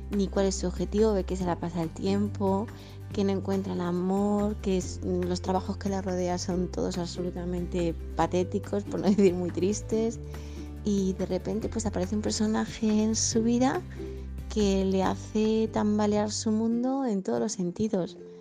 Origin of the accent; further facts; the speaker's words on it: Madrid, Community of Madrid, Spain; soy de Madrid, España